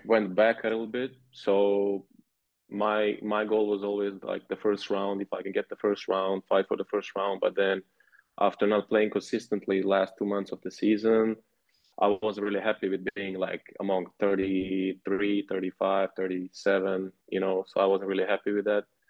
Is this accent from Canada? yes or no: no; Montenegro; moved away as an adult; now in Ulm, Germany; I'm from Montenegro. Um, that's where I was born